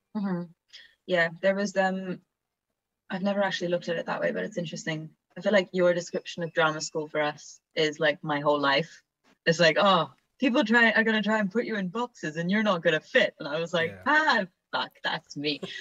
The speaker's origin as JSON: {"language": "English", "region": "Vienna", "country": "Austria", "tie": "born or raised there", "moved": "yes", "said": "I'm uh, half Italian, half Australian actor, but I grew up in Vienna"}